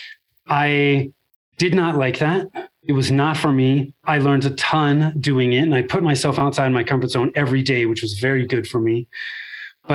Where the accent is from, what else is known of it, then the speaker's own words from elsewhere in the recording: Northern California, United States; moved away as an adult; now in Denver, United States; I was born and raised in Northern California. I'm still in the Denver area now